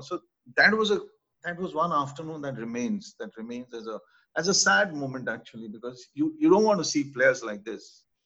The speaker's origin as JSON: {"language": "English", "town": "Rourkela", "region": "Odisha", "country": "India", "tie": "born or raised there", "said": "I, I come from Orissa, from uh, which, you know, now is virtually the center for hockey. And uh, I schooled in a place called Raurkela"}